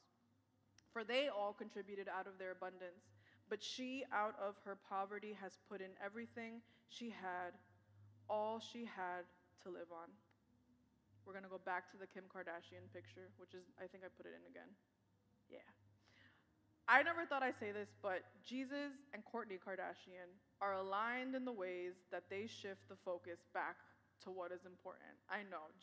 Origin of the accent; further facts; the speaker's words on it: New York City, New York, United States; I was born and raised in New York.